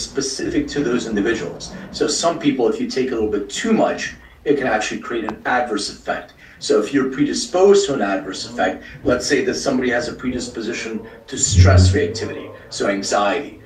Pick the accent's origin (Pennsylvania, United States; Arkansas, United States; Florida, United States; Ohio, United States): Pennsylvania, United States; Philadelphia; now in Los Angeles, United States; I'm from Philly. I live in LA now